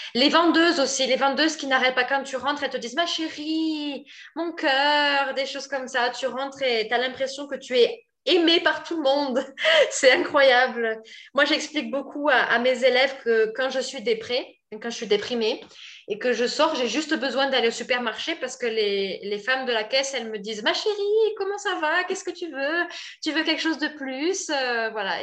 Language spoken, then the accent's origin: French; France; moved away as an adult; now in Brazil; je suis française